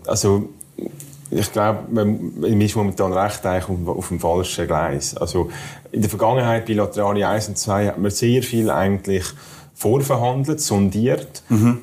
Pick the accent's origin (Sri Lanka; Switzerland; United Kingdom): Switzerland; Zurich; bei meinem Heimatkanton in Zürich